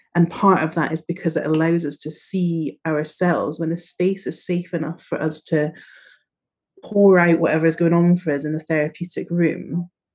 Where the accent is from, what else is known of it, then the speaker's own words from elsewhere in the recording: northeast coast of Scotland, United Kingdom; moved away as an adult; also born or lived in Edinburgh; now in London, United Kingdom; I was brought up in the northeast coast of Scotland, very, very northeast coast, and then have moved slowly down